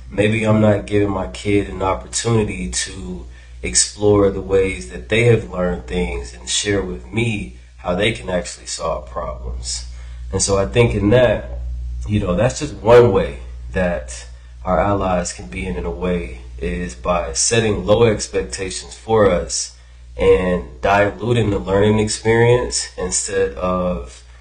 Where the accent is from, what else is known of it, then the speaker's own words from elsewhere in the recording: Atlanta, Georgia, United States; moved away as an adult; also born or lived in Columbus, Georgia; now in Oakland, United States; um, educational consultant out here in Oakland, California. Born and raised in Atlanta, Georgia.